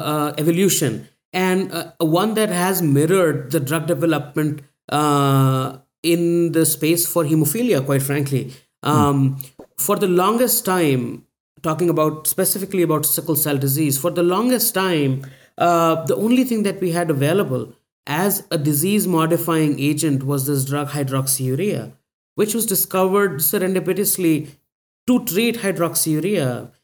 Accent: India; my journey started long ago when I was growing up in India and surrounded by people who were suffering from thalassemia and sickle cell disease

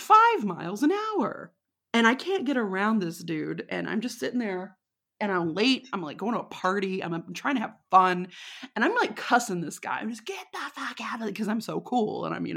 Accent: Texas, United States; I know there were times where I was, like, kind of playing up my accent a little bit, you know, because I knew. I knew I was far away from Texas

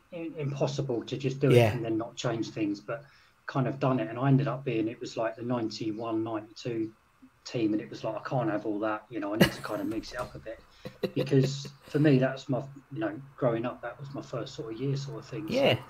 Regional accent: St Albans, East of England, United Kingdom; I'm from St Albans, so I'm not far from Luton and stuff, but so I grew up with a lot of Luton fans

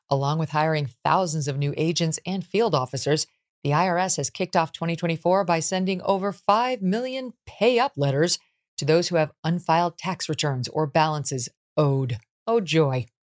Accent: Syracuse, New York, United States; But she and I, she's from Minnesota. I'm from Syracuse originally.

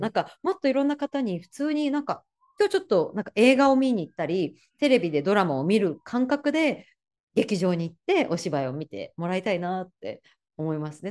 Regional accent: Kanazawa, Ishikawa, Japan; now in New York, United States; 私は石川県金沢市出身なので

